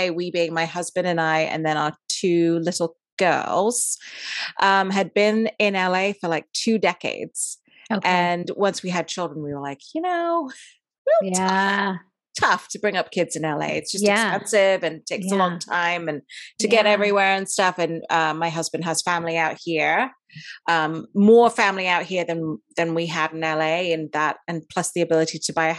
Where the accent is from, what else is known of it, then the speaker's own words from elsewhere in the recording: Dubai, United Arab Emirates; also born or lived in India; I was born in India. I grew up in Dubai and I went to an English school there. So that's why I speak the way I do.